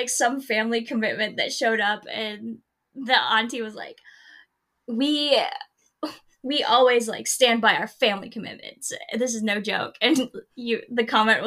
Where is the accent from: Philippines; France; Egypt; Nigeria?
Philippines; 99th percentile for English, but, like, 30th percentile for Filipino